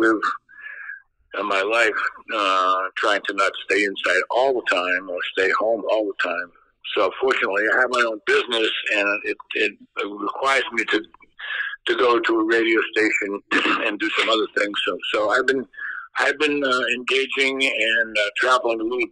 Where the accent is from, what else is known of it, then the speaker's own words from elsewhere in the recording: New England, United States; moved away; I grew up in New England